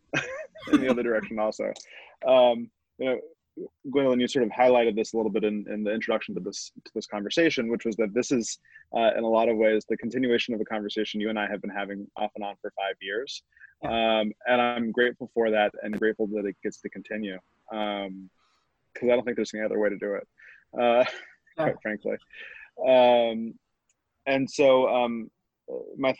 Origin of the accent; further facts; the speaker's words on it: Houston, Texas, United States; I grew up in Houston, Texas, you know, fourth largest city in the United States